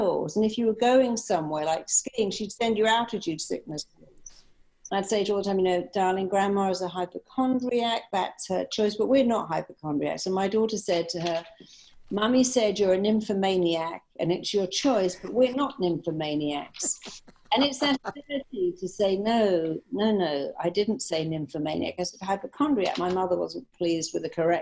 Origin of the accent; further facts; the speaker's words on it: England, United Kingdom; moved away as an adult; also born or lived in Chicago; I'm from England